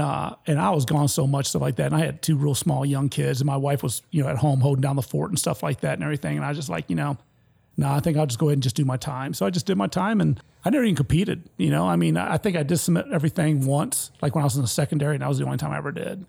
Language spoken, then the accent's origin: English; Detroit, Michigan, United States; moved away as an adult; also born or lived in Petoskey, Michigan / Vicenza, Italy; I'm from Detroit, Michigan, which is at the bottom of the state